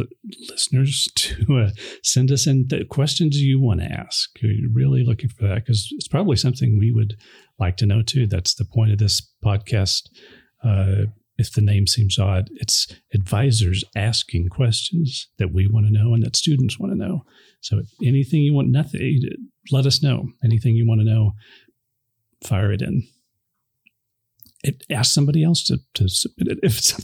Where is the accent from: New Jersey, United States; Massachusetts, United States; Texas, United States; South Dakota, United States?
Texas, United States; Amarillo; born there; also born or lived in Southern California; No. I was born in Amarillo. Okay. And we lived in California, Southern California, for quite a while. And eventually moved back.